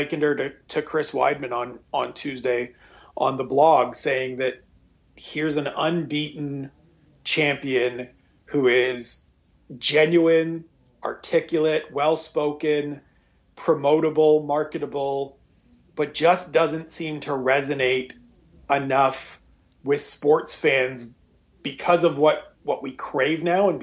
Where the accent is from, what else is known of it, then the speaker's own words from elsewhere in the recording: Canada; being a Canadian